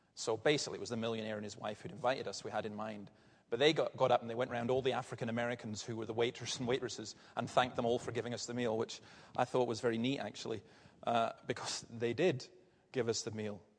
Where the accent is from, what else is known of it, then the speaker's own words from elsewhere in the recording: Tarbert Peninsula, Scotland, United Kingdom; where I grew up in Fern and Ballantyre and all these villages along that part of the Tarbert Peninsula